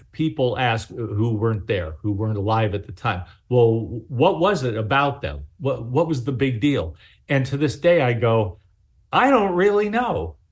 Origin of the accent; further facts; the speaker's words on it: Baltimore, Maryland, United States; I was born in Baltimore